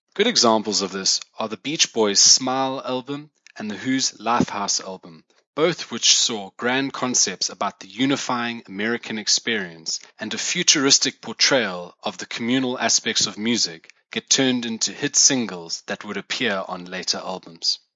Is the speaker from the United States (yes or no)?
no; South Africa; as a South African myself